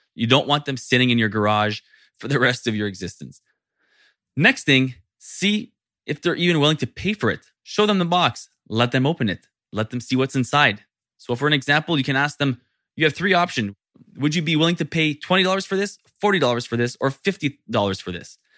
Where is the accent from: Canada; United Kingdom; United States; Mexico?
Canada; Being French Canadian